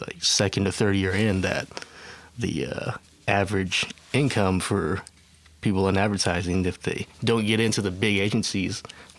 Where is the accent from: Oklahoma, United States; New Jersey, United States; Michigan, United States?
Oklahoma, United States; I pretty much started out in Oklahoma.